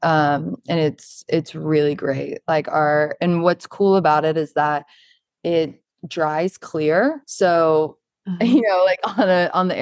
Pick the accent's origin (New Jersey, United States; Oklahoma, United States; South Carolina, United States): South Carolina, United States; Charleston; moved away as an adult; now in New York, United States; I'm originally from Charleston, South Carolina